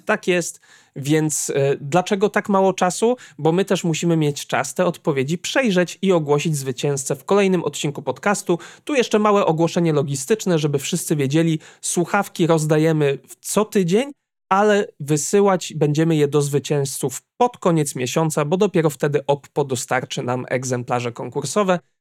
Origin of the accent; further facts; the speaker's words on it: Słupsk, Pomeranian Voivodeship, Poland; jestem ze Słupska